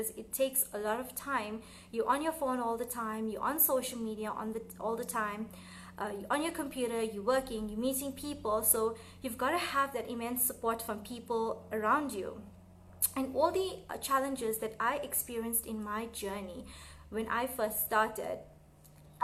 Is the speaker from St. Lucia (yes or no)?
no; Gauteng, South Africa; I'm from Gauteng, South Africa